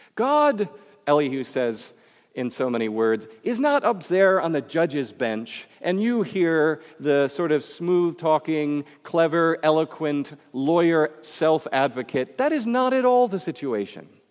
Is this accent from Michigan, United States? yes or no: yes; Michigan, United States; accent: Midwestern; moved away; also born or lived in Florida; I come from Michigan, where you don't have an accent